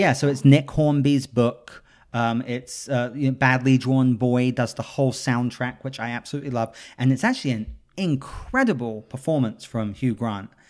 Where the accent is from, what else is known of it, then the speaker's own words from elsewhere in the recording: London, United Kingdom; moved away; I grew up in Notting Hill